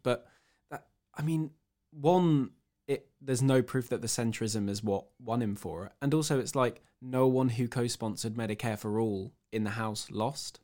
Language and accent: English; Cambridge, East of England, United Kingdom; I'm from Cambridge in the UK